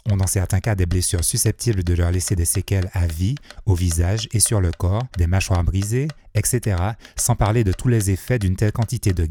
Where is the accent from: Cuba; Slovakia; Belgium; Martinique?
Martinique; ça n'est certainement pas en tant que béquet, c'est en tant que martiniquais.